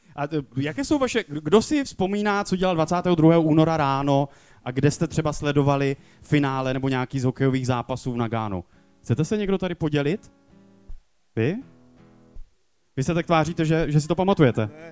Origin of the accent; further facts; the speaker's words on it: Beskids, Czechia; já jsem z Beskyd